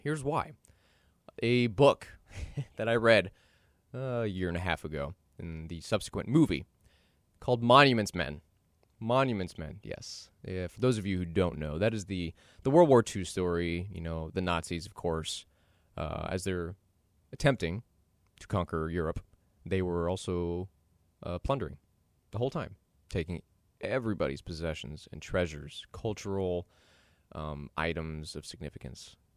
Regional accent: Dallas, Texas, United States; I'm from Dallas

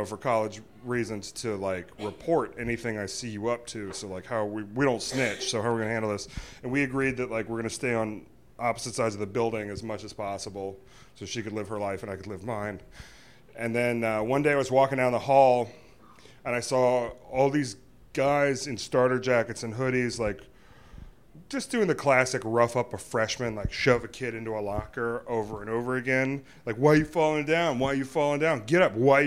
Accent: Virginia, United States; We're from Virginia

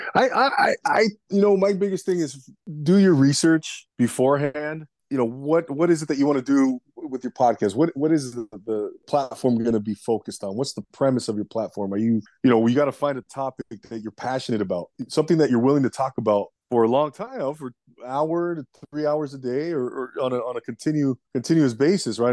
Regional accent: Los Angeles, California, United States; I'm actually from the Los Angeles area here in Southern California, United States, and born and raised out here

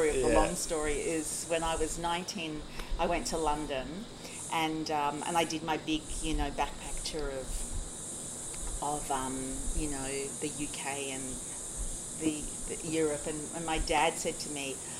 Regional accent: Brisbane, Queensland, Australia; I come from Brisbane

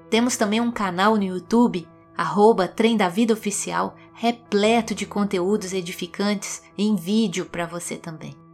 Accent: Minas Gerais, Brazil; Mas, como mineirinha que sou, trem faz parte da minha história de vida. Eu vim do interior e passeei muito de Maria Fumaça lá na minha infância, nas serras de Minas Gerais.

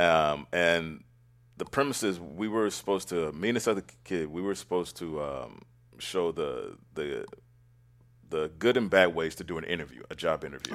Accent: Oakland, California, United States; Born and raised in Oakland

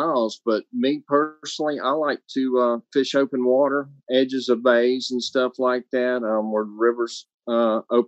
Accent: Mobile, Alabama, United States; Right here in Mobile

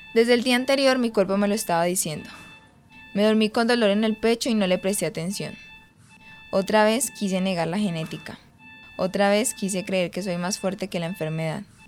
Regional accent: Pitalito, Huila, Colombia; now in Medellín, Colombia; actualmente vivo en Medellín pero soy de Pitalito, un municipio del Huila.

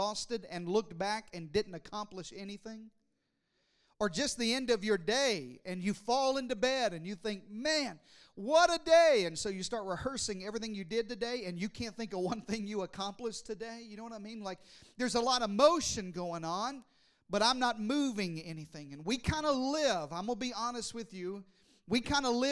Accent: Arkansas, United States; I was raised in the deep south in Arkansas

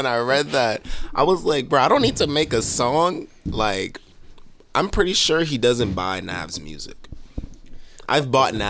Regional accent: Haiti; now in Boston, United States; I'm not even from here. I'm from Haiti originally.

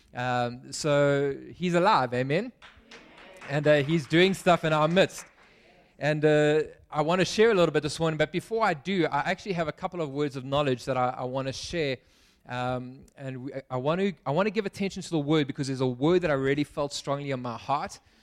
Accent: Pietermaritzburg, KwaZulu-Natal, South Africa; now in Cape Town, South Africa; I grew up in Pietermaritzburg

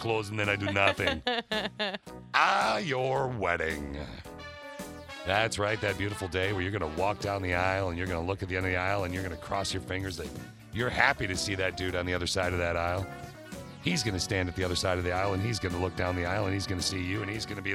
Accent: East Lansing, Michigan, United States; I grew up in East Lansing

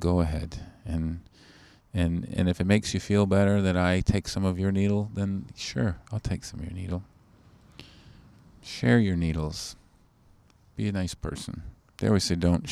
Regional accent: Canada; I'm too Canadian.

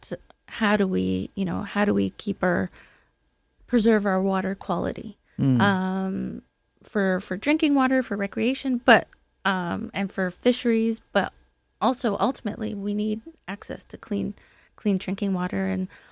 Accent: Brantford, Ontario, Canada; I'm actually from Brantford, Ontario, the home of Wayne Gretzky.

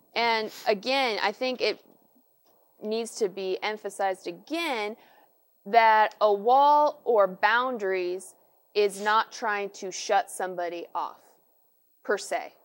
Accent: United States; I, as an American

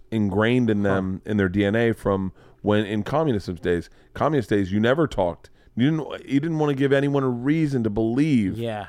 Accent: Florida, United States; born or raised there

